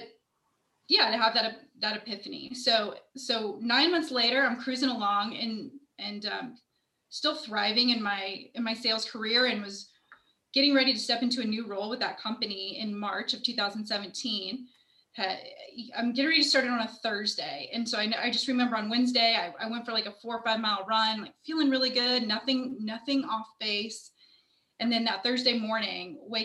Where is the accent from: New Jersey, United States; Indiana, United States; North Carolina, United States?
Indiana, United States; Indianapolis; I am born and raised in Indianapolis